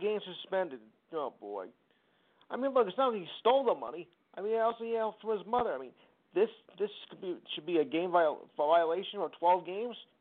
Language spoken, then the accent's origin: English; New Jersey, United States; I am from Jersey